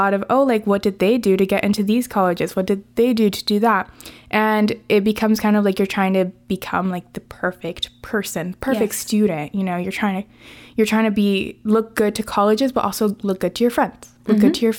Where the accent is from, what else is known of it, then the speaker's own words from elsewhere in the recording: Venezuela; I had told her that I was from Venezuela.